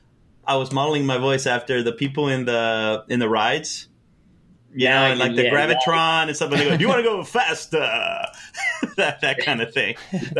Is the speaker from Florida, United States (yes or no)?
yes; Miami, Florida, United States; accent: Miami accent; moved away; I think that's a Miami accent because everyone speaks like me when I go back home.